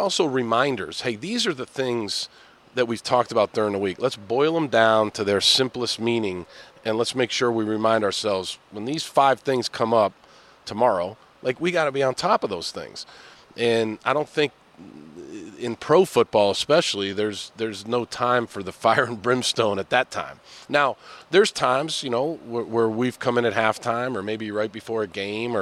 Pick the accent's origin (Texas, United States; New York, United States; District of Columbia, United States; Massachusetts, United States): Massachusetts, United States; Boston; I'm an Irish guy from Boston